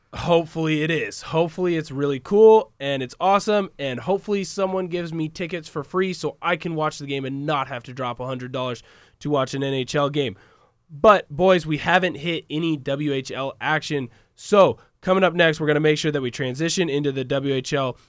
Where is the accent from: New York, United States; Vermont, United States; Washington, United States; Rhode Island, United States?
Washington, United States; We are all from the Pacific Northwest. We are all from Washington